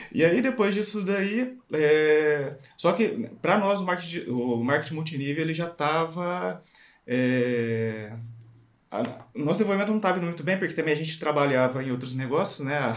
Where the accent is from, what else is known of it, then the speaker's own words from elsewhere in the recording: Bauru, São Paulo, Brazil; Nós somos de Bauru, interior de São Paulo.